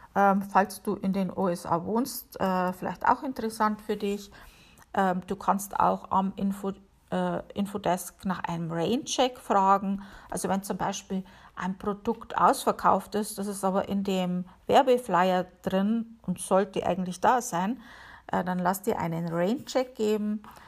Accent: Bavaria, Germany; moved away as an adult; now in Connecticut, United States; Ich komme ja aus Bayern

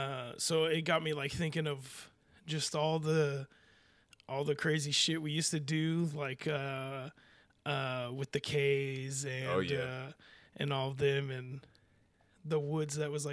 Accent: California, United States; I'm from California. We do this kind of stuff all the time.

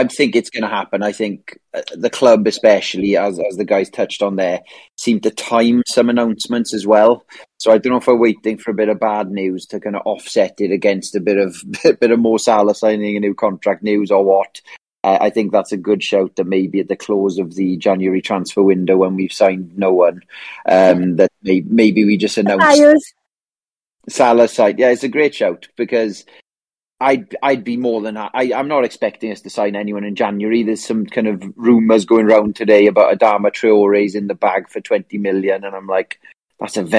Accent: South Wales, United Kingdom; me being from South Wales, a lot of Man United fans in this area

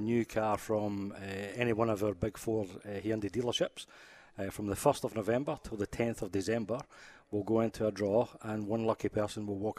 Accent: Scotland, United Kingdom; now in Adelaide, Australia; being Scottish

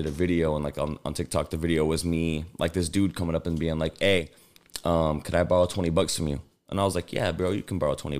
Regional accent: Colorado, United States; also born or lived in Anaheim, California / Chicago, Illinois; now in Tucson, United States; I was raised a lot in Colorado, but I spent a lot of time in Chicago on Southside

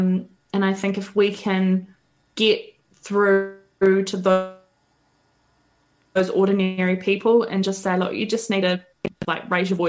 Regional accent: New Zealand; accent: Kiwi; my Kiwi accent

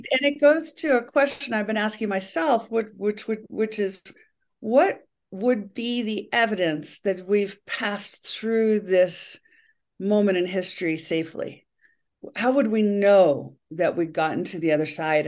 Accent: United States; as an American

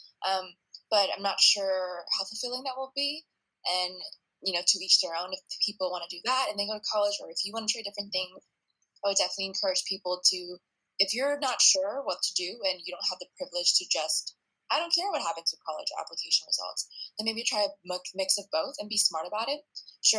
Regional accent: United States; I was the first one to be born here citizen

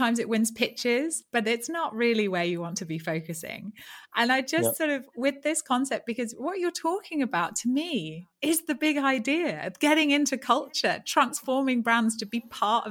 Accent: London, United Kingdom; I'm from London

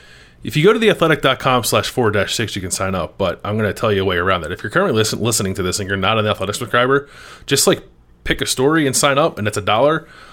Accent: United States; accent: East Coast; I always go back and forth between saying tournament and tournament because I can't fully break my East Coast accent.

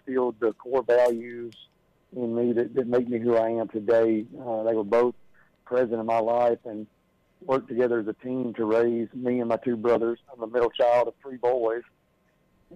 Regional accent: South Mississippi, United States; I was born and raised in South Mississippi.

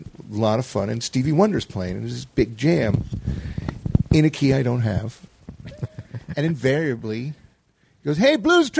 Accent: Stamford, Connecticut, United States; Stanford, Connecticut is where I grew up.

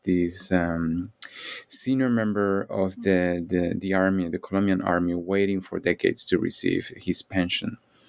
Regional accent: Canary Islands, Spain; English is a second language; moved away as an adult; also born or lived in Chicago / Cambridge, Massachusetts; I'm originally from the Canary Islands in Spain.

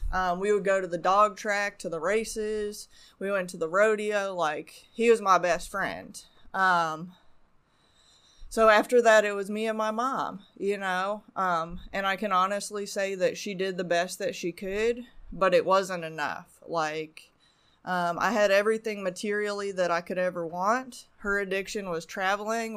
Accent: Arizona, United States; moved away; also born or lived in Canada / Las Vegas; I was born in Canada, but, um, I grew up mostly in Arizona.

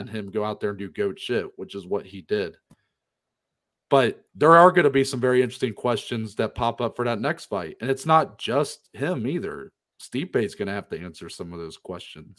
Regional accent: Ohio, United States; we are from Ohio

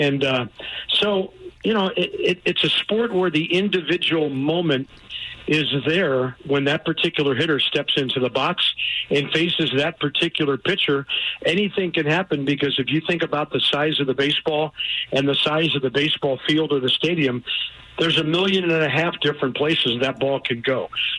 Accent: St. Louis, Missouri, United States; When I grew up on South Kings Highway by Tower Grove Park

